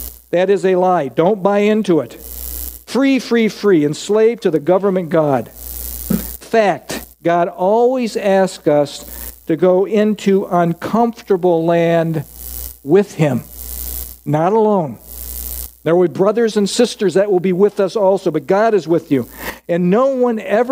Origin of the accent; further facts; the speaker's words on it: United States; I'm an American